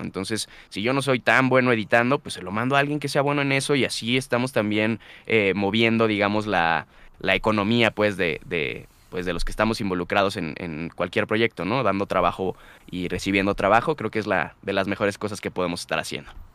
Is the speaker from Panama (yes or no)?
no; Guadalajara, Jalisco, Mexico; moved away as an adult; now in Mexico City, Mexico; yo regresé a, Guadalajara y, empecé a, acondicionar mi armario el armario que tenía en mi cuarto en casa de mis papás